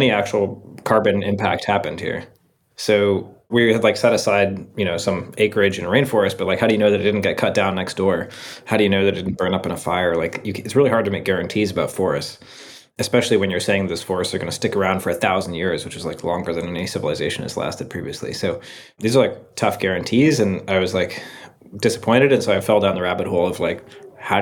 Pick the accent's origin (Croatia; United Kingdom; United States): United States; Seattle, Washington; moved away as an adult; I grew up in Seattle